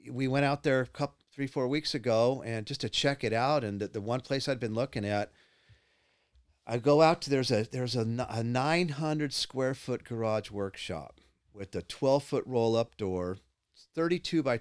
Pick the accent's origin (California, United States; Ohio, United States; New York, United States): California, United States; Los Angeles; born there; I was, I was born in Los Angeles. I've lived in Pasadena, Palo Alto, Palos Verdes, Carmel, Big Sur, Santa Barbara, Goleta